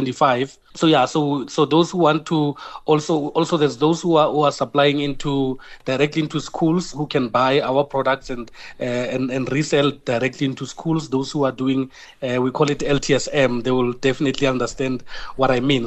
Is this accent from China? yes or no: no; South Africa; who we are as South African.